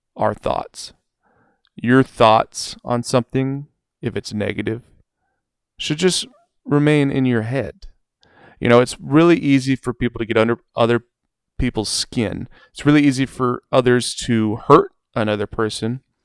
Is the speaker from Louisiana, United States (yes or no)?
no; Oregon, United States; I'm from Oregon. I live in Oregon.